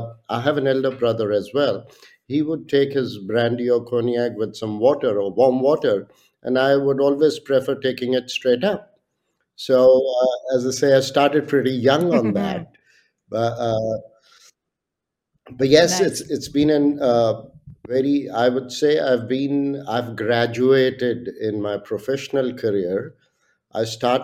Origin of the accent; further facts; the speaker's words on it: India; I was born and brought up in India, did all my education in India.